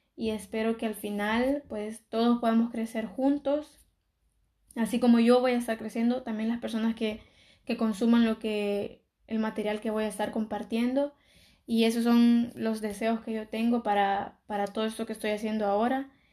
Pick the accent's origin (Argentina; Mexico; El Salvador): El Salvador; moved away as an adult; now in Barcelona, Spain; soy de El Salvador, pero vivo en, Barcelona. Y bueno, yo cuando aún vivía en El Salvador y estaba estudiando en el colegio